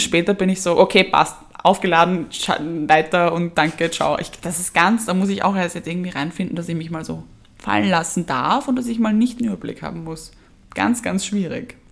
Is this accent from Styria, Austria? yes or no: no; Vienna, Austria; wir als Wiener haben es ja schwer, weil bei uns wurde das ja quasi eingeimpft mit der Geburtsstunde